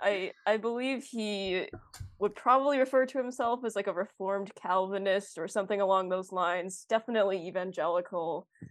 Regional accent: North Oaks, Minnesota, United States; also born or lived in Roseville, Minnesota; I was born and raised in Minnesota, um, the northern suburbs, so, like, Roseville and then North Oaks.

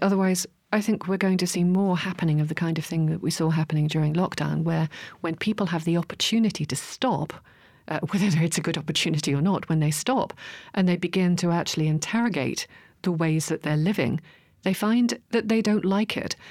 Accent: Hartlepool, North East England, United Kingdom; grew up in the, in the Northeast. Actually, I was born in Hartlepool for my sins.

